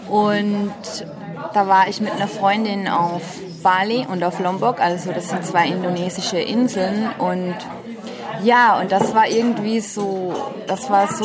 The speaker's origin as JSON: {"language": "German", "country": "Austria", "said": "Ich komme aus Österreich, bin jetzt 29 Jahre alt"}